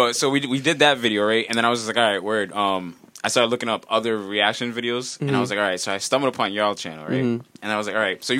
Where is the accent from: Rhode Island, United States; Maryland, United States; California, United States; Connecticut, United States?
Rhode Island, United States; Providence; also born or lived in East Providence; I grew up in Providence. I moved to EP for 9th grade